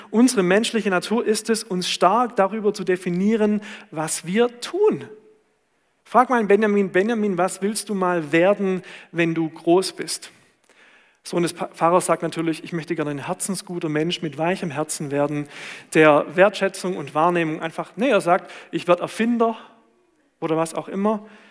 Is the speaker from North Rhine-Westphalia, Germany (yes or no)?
no; Swabia, Baden-Württemberg, Germany; da, wo ich herkomme